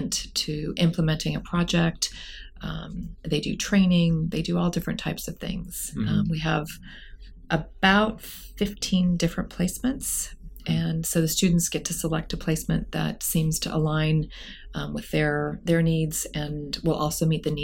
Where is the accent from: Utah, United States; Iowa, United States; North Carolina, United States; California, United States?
California, United States; Silicon Valley; I grew up here in Silicon Valley